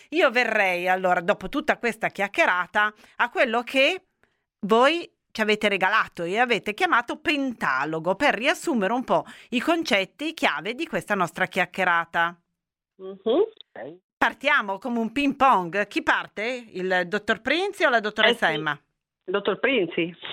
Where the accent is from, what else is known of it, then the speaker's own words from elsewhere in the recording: Turin, Piedmont, Italy; la menta, noi che tutte e due siamo di Torino, no?